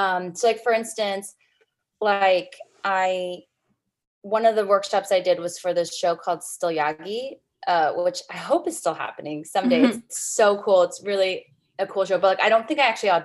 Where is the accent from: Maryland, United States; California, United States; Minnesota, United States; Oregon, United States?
California, United States; San Jose; I was born and raised in San Jose, California.